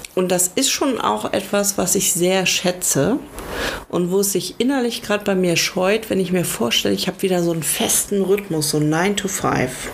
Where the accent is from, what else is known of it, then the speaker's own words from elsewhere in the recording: Lower Saxony, Germany; ich bin ja äh, in Niedersachsen zur Schule gegangen